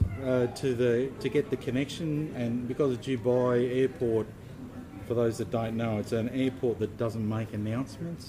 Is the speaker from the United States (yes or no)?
no; Australia; from Australia